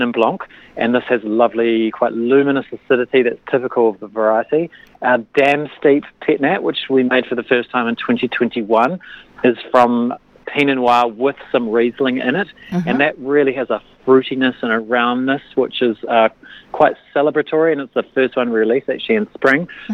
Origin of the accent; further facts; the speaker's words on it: Christchurch, Canterbury, New Zealand; also born or lived in Otago; I grew up in Christchurch